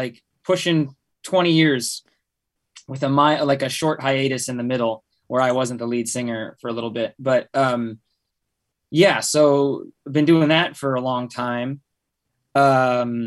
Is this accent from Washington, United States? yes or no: yes; Bellingham, Washington, United States; Bear and I grew up in Bellingham, Washington